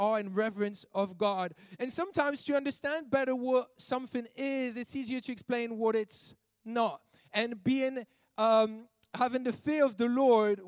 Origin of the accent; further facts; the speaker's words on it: Belgium; I'm from Belgium and we don't use that over there